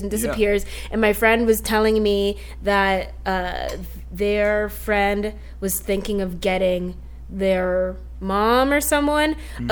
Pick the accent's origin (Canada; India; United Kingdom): Canada; as a Canadian